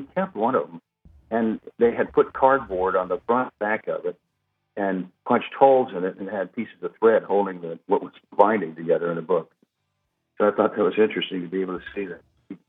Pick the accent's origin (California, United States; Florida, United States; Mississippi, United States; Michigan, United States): Mississippi, United States; Biloxi; born there; Well, I was born in Biloxi, Mississippi, but that's all over is actually where I'm from, because I was born into a military family.